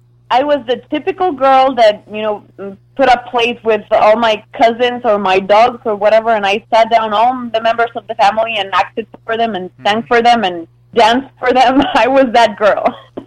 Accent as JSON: {"language": "English", "country": "Canada", "tie": "born or raised there", "also_born_or_lived": "various", "said": "So, yeah, I'm half French, half Mexican. I was raised in Canada, but the British side. So I'm like a mix of everything. I've lived in a lot of places"}